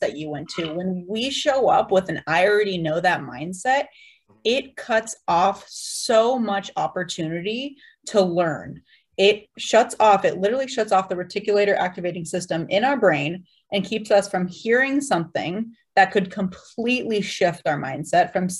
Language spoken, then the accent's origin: English; San Diego, California, United States; I'm from San Diego. So I went to SDSU